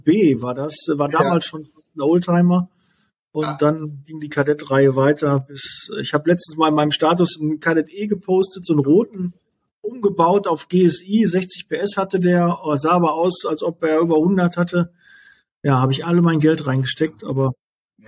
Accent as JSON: {"language": "German", "area": "Ruhr area", "region": "North Rhine-Westphalia", "country": "Germany", "said": "ich komme jetzt aus dem Ruhrgebiet"}